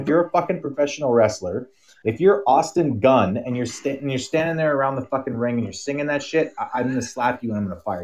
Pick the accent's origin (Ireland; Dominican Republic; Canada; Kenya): Canada; we're Canadian